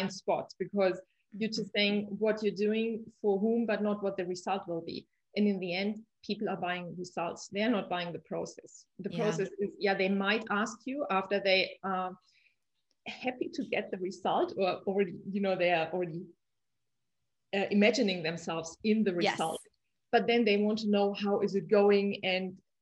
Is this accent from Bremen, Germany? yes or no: no; Munich, Bavaria, Germany; I'm from Munich